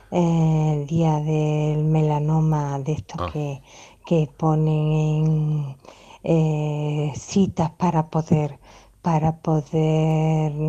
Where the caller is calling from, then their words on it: Córdoba, Andalusia, Spain; de Córdoba.